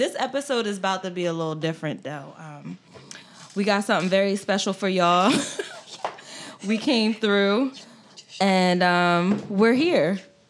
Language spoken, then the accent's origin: English; Delaware, United States; I'm from Delaware.